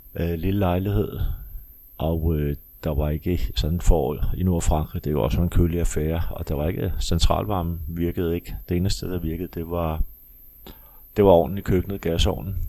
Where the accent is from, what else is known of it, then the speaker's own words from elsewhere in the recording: Copenhagen, Capital Region of Denmark, Denmark; jeg kommer fra Amager